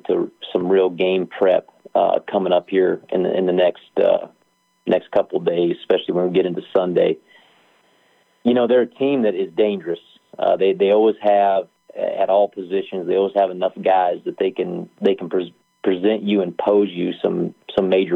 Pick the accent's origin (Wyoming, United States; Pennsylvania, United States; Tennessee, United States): Wyoming, United States; moved away; I'm from Wyoming.